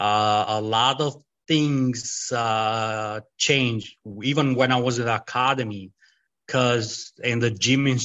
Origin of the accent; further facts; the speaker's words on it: Albania; English is a second language; moved away as an adult; also born or lived in Italy; now in United States; I grew up in Albania, and I spent a couple of years in Italy